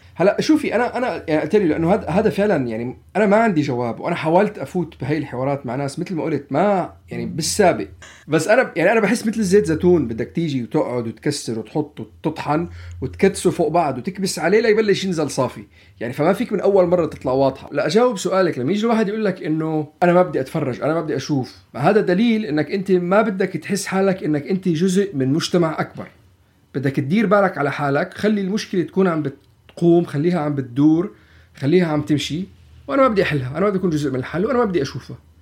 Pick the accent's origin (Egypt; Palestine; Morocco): Palestine; نحن كفلسطينية نحن كعرب نحن كمسلمين